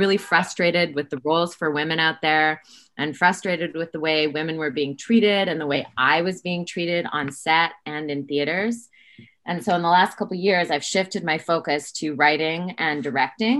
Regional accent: Saskatoon, Saskatchewan, Canada; moved away as an adult; also born or lived in Toronto; I am from Saskatoon, and after high school, I moved to Toronto

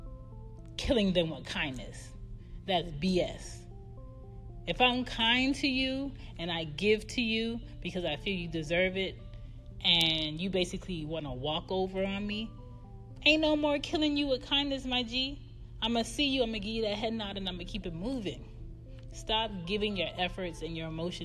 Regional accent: United States; I was born in America

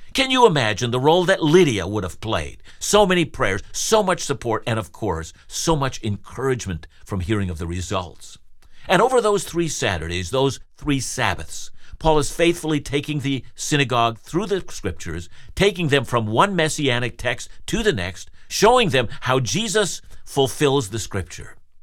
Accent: Canada; I'm a Canadian

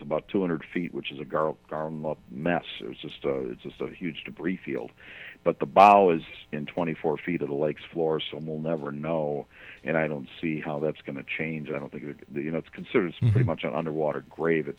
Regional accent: United States; I grew up between Chicago and Milwaukee on Lake Michigan

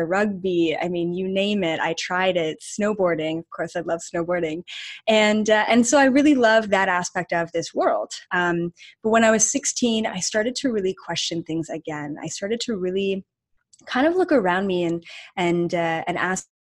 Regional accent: Canada; we're both Canadian and literally from like 20 minutes away from each other in Canada, like not even a different province

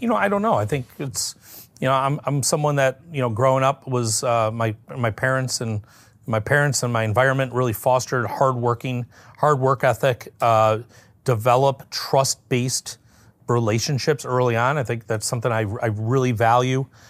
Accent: Detroit, Michigan, United States; I was born and raised in the Metro Detroit area

